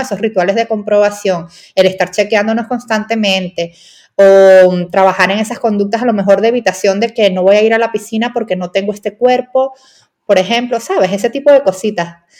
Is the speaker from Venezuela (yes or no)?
yes; Venezuela; Pues no sé si por mi acento se ha escuchado, pero soy venezolana y allí en Venezuela